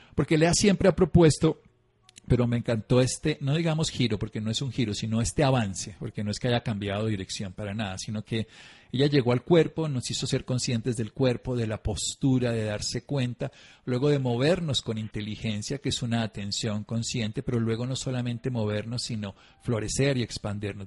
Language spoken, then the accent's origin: Spanish; Colombia; yo soy colombiano